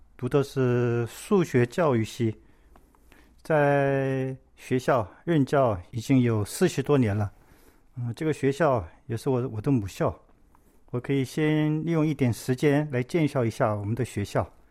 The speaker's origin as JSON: {"language": "Chinese", "country": "South Korea", "tie": "born or raised there", "said": "我是在韩国出生的，我的父母亲是从中国山东过来的"}